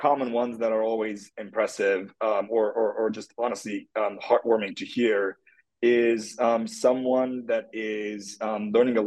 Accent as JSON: {"language": "English", "country": "Turkey", "tie": "born or raised there", "moved": "yes", "said": "I'm from Turkey. That's where I grew up."}